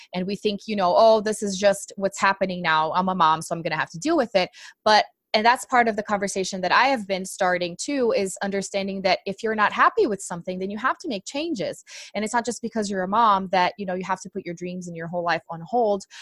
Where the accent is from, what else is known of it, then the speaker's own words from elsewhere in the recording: Brazil; English is a second language; moved away; I'm actually from Brazil